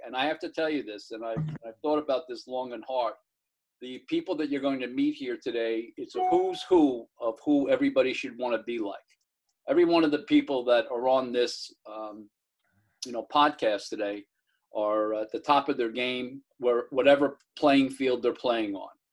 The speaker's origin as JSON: {"language": "English", "town": "Mount Vernon", "country": "United States", "tie": "born or raised there", "said": "I grew up in Mount Vernon"}